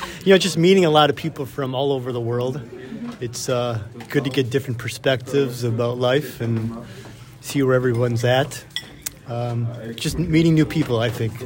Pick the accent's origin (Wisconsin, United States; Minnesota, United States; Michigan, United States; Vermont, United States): Wisconsin, United States; from uh, Wisconsin, United States